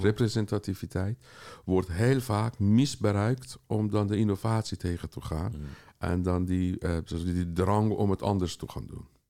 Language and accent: Dutch; Tehran, Tehran Province, Iran; moved away as an adult; now in Amsterdam, Netherlands; ik kom uit Iran, eh, dus met 18 jaar ben ik in Teheran geweest